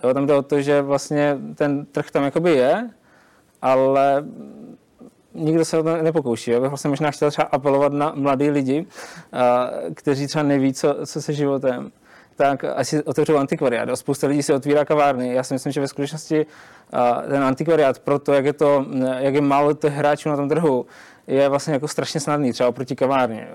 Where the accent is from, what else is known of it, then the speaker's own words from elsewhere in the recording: Zlín, Zlín Region, Czechia; u nás ve Zlíně